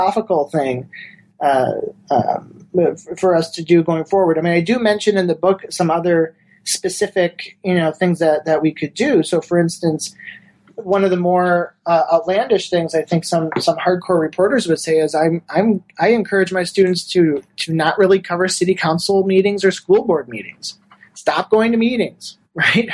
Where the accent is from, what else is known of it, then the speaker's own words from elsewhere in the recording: Wisconsin, United States; moved away; where I grew up in Wisconsin